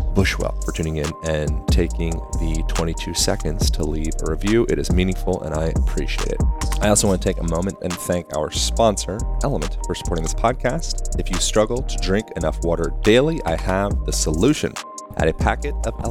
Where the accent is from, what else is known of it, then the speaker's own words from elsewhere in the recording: Lancaster, Pennsylvania, United States; I grew up in Lancaster, Amish country.